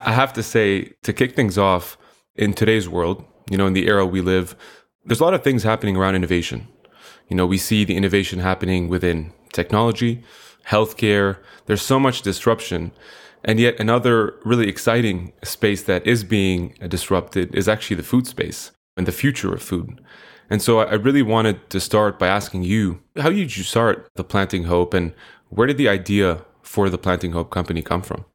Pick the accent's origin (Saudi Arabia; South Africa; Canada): Canada; also born or lived in Middle East; a Canadian slash Middle Easterner